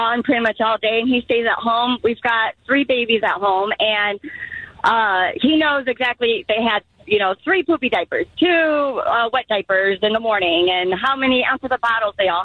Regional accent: Chicago, Illinois, United States; now in Columbia, United States; I'm from Chicago. I moved away

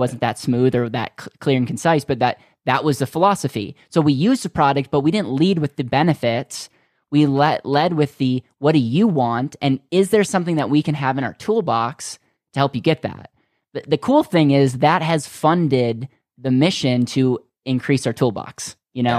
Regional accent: Wisconsin, United States; I grew up in Wisconsin

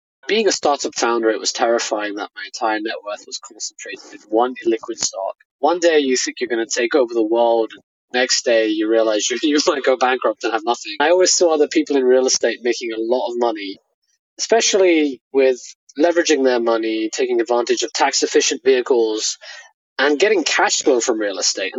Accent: Hayes, London, United Kingdom; I grew up in Hayes, which is very close to Heathrow Airport.

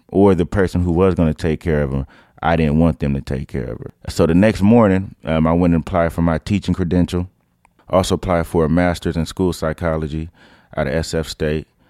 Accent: Oakland, California, United States; also born or lived in San Lorenzo, California; I'm from East Oakland. Uh, I moved there when I was about nine years old, from San Lorenzo.

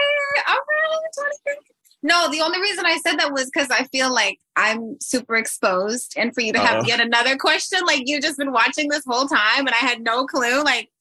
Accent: Chicago, Illinois, United States; I came from Chicago.

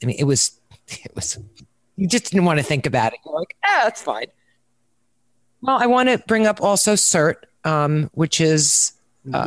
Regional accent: New York, United States; now in Jupiter Farms, United States; I'm from New York

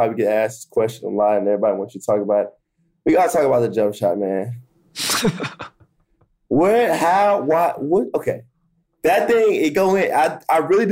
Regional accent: Dallas, Texas, United States; now in Philadelphia, United States; I'm from Dallas

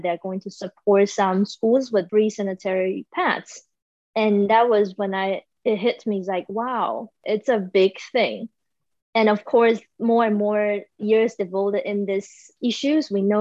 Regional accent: Taiwan; moved away; I am currently in Taiwan. So yes, I'm back in my hometown.

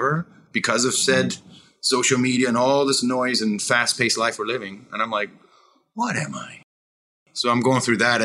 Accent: Peterborough, Ontario, Canada; moved away; I loved growing up in Peterborough, Ontario.

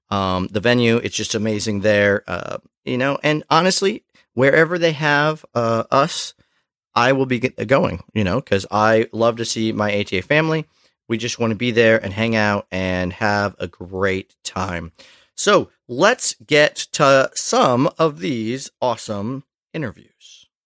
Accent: Simpsonville, South Carolina, United States; I'm from Simpsonville, South Carolina.

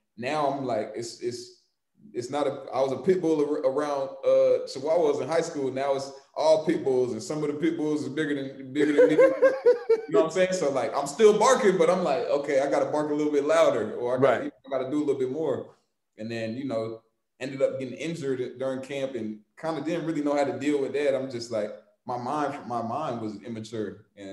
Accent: Atlanta, Georgia, United States; moved away; I'm from Atlanta

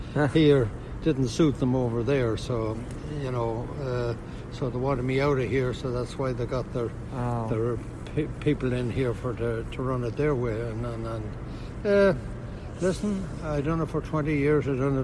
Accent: Ireland; moved away as an adult; now in New York, United States; I was born in Ireland in 1938, and I was only here 3 months and 15 days

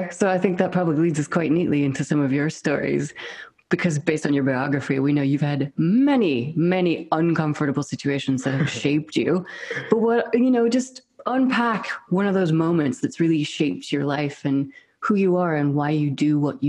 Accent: United States; accent: American; moved away as an adult; also born or lived in Scotland; now in United Kingdom; I'm American and British

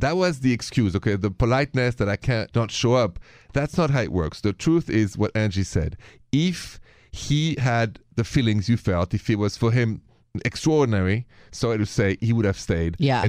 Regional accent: France; accent: French; My accent is French

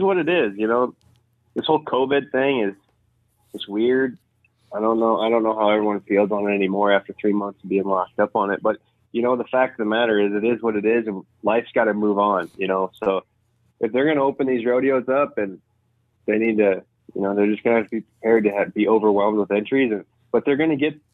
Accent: Zwingle, Iowa, United States; I come from Zwingo, Iowa

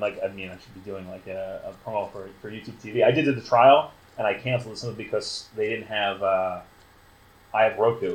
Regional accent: New York, United States; moved away as an adult; now in Providence, United States; I'm from New York

